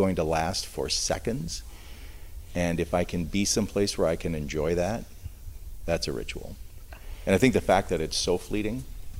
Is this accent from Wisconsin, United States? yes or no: yes; Milwaukee, Wisconsin, United States; moved away; I'm from Milwaukee